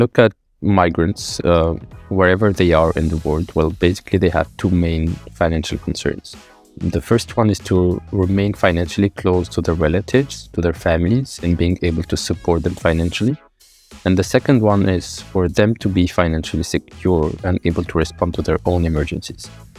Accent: Morocco; English is a second language; moved away as an adult; also born or lived in Qatar / Oman; I was born in Qatar, then we went to Oman, then Morocco. Then again, you know, after high school, I went to France.

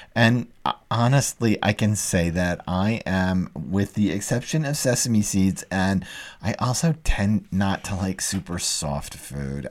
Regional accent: Dallas, Texas, United States; moved away; also born or lived in New York City; I grew up in Dallas, a long way from any water

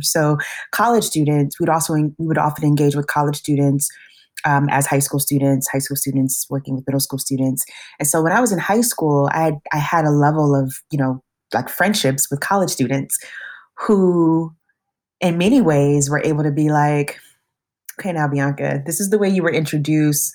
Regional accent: West Coast, United States; moved away as an adult; also born or lived in New York; now in Madison, United States; being from the West Coast

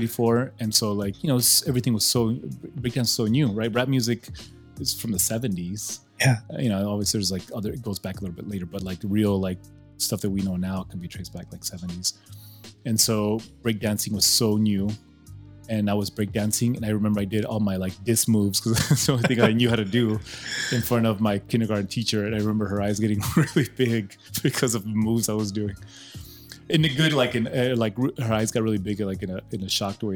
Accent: El Paso, Texas, United States; also born or lived in Ciudad Juarez, Mexico; we grew up in Lower Valley. I grew up in Juarez and went to Lower Valley and then the East Side.

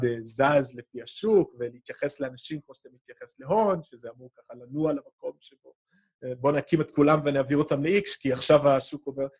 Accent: United States; בתור אמריקאי שלא גדל בקיבוץ

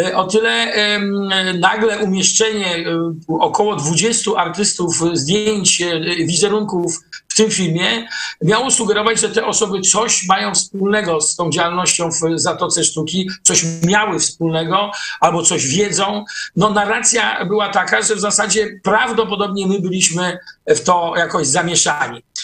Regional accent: Gdańsk, Pomeranian Voivodeship, Poland; Jesteśmy z Gdańska

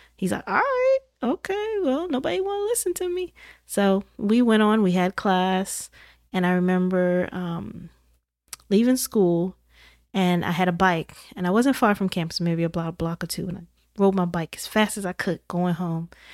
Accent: Indiana, United States; I'm from Indiana, so I was all the way in the Midwest

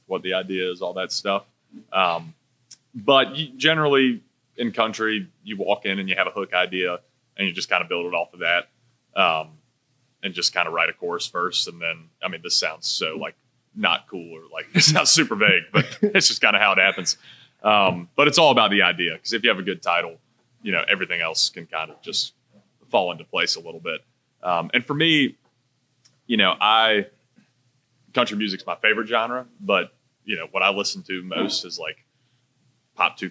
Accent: North Carolina, United States; now in Nashville, United States; growing up in North Carolina

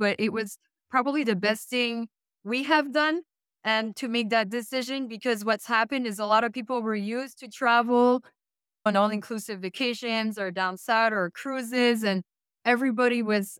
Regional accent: Canada; You would think, being a Canadian, right? Like us Canadians.

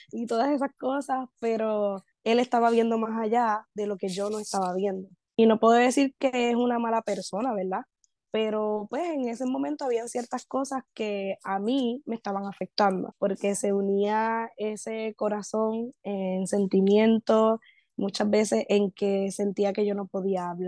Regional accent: Puerto Rico; pero yo como buena puertorriqueña, pues ignorando

